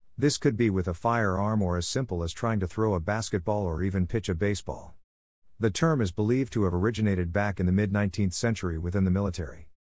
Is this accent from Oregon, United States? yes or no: yes; Oregon, United States; now in New York City, United States; as a kid growing up in Oregon